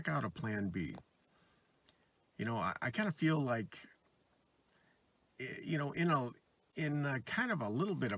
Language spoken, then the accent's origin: English; Michigan, United States; the state of Michigan here. My home state, I've lived there my whole life, 63 years